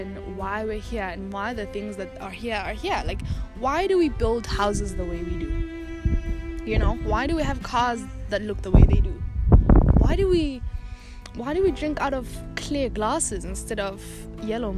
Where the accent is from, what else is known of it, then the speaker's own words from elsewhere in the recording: South Africa; that's my lineage and that's where I come from